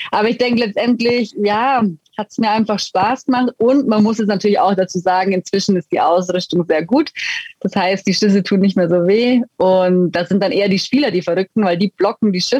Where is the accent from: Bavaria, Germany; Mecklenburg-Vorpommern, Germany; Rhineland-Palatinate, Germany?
Bavaria, Germany; Füssen; ich komme ursprünglich aus Füssen und letztendlich war es dann auch so, dass ähm, ja, meine Familie, mein Papa, mein Bruder haben beide Eishockey gespielt